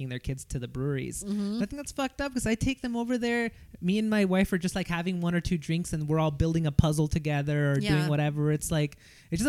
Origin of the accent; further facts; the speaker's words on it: Vista, California, United States; I grew up here in Vista